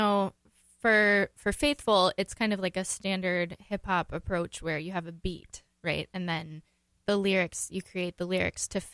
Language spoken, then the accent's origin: English; White Bear Lake, Minnesota, United States; also born or lived in St. Paul, Minnesota; now in Minneapolis, United States; I grew up in White Bear Lake, so just outside of St. Paul.